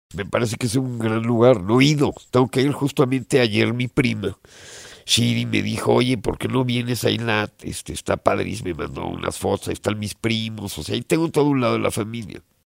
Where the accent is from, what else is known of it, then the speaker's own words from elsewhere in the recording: Mexico; moved away as an adult; also born or lived in England; me fui de México, me fui a Inglaterra a estudiar producción musical